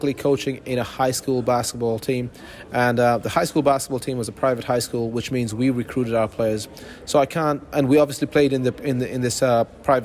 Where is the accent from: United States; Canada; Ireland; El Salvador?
Ireland; now in Austria; Ireland, 100%. I'm Irish.